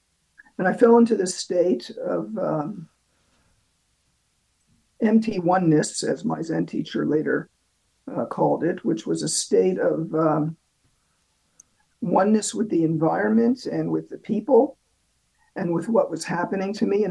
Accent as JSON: {"language": "English", "country": "Canada", "said": "But they advised me to go to the British consulate because, as a Canadian, I'm a subject of the British Empire."}